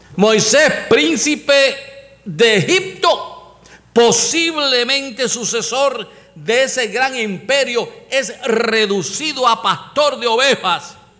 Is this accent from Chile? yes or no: no; Puerto Rico; Los puertorriqueños tenemos un refrán